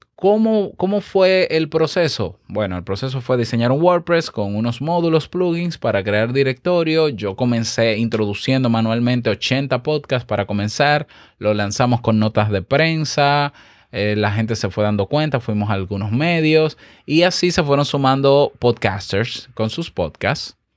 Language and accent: Spanish; Dominican Republic; yo, que soy dominicano